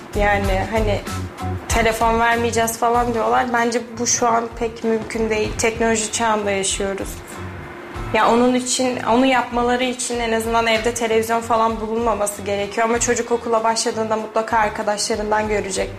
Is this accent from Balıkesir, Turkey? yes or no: yes; Balıkesir, Turkey; moved away as an adult; now in Kayseri, Turkey